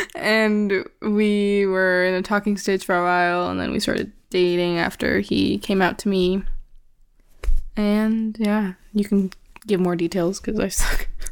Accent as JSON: {"language": "English", "country": "Canada", "tie": "born or raised there", "said": "I grew up in Canada. Well, I was born here also, and I've lived here basically my whole entire life."}